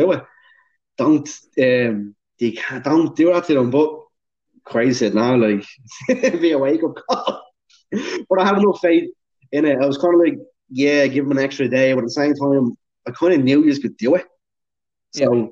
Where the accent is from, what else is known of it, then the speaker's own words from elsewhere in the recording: Dublin, Leinster, Ireland; I'm from Dublin